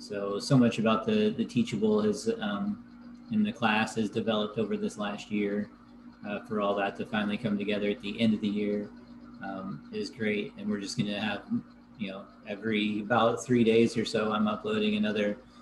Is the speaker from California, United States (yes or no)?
yes; Happy Camp, California, United States; I grew up, for those of you who don't know, I grew up in Happy Camp, California, which is where the Slater fire primarily was this year